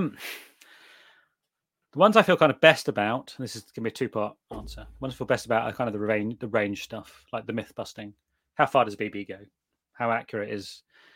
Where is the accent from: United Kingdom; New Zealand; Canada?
United Kingdom; I'm British